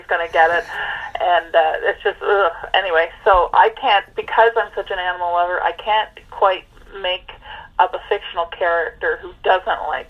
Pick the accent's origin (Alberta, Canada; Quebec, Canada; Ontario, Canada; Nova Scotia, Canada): Quebec, Canada; Montreal; now in Cape Breton, Canada; I was born and raised in Montreal